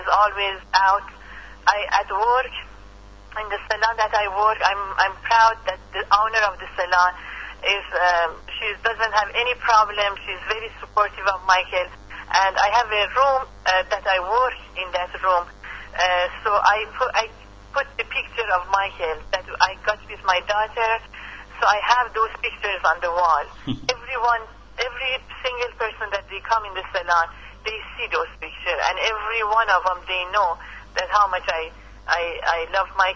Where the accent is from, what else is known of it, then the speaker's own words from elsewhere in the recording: Iran; English is a second language; moved away as an adult; now in Las Vegas, United States; About being Iranian, I have to say that I'm very proud. I never hide my you know, originality. I cannot lose my accent for sure